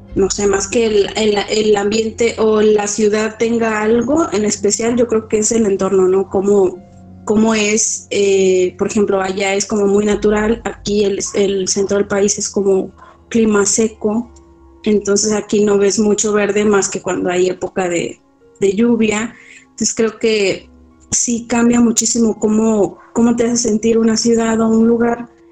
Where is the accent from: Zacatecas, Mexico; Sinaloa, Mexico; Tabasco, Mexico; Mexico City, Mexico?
Tabasco, Mexico; now in Puerto Vallarta, Mexico; de donde yo soy, que es Tabasco